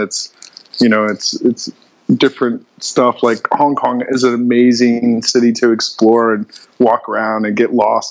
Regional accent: Seattle and San Francisco, West Coast, United States; moved away as an adult; now in Bangkok, Thailand; So I'm originally from the West Coast, mainly Seattle and San Francisco. I moved over to Asia

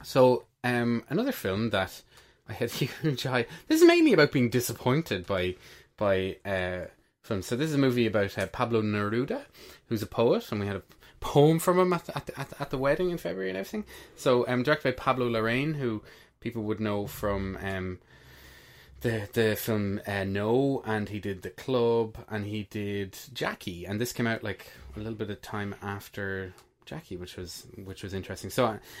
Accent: Ireland; we're Irish men of our 30s

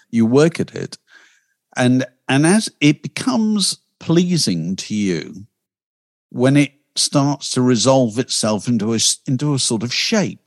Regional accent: Yorkshire and the Humber, United Kingdom; I come from Yorkshire

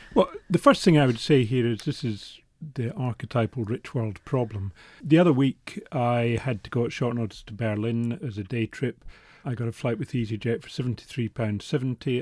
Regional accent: Scotland, United Kingdom; accent: Scottish; moved away as an adult; also born or lived in New York, United States; As you can probably tell from my accent, I've got slightly more than an inner Scotsman about me

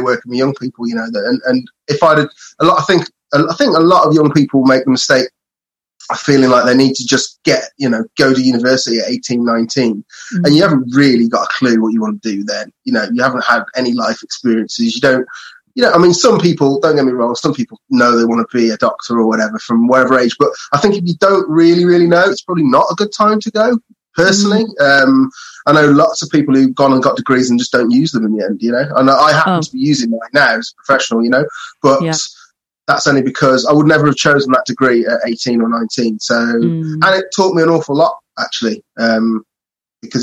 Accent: Telford, West Midlands, United Kingdom; also born or lived in Brighton / Vietnam; I'm from Telford in Shropshire, which is like, there's not really much of a party scene up here

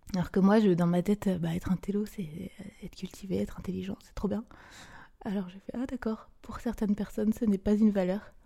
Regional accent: Brittany, France; also born or lived in Côtes-d'Armor / Ille-et-Vilaine; j'ai grandi bah, euh, en Bretagne

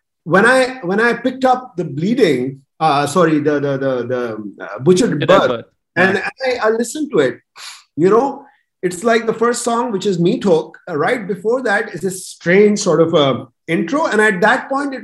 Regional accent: Pakistan; I was coming from Pakistan

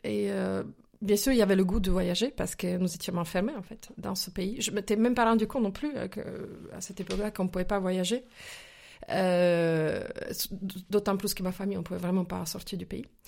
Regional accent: Slovakia; French is a second language; moved away as an adult; now in France; je suis née il y a quelques années, quelques décennies déjà, en Slovaquie, plus précisément en Tchécoslovaquie à l'époque communisme, en fait. Voilà, j'ai grandi dans ce pays jusqu'à jusqu'à à peu près 19 ans, euh, que j'ai quitté justement pour la France

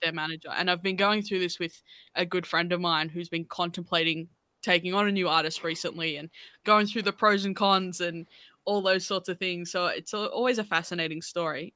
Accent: Australia; as Australian artists

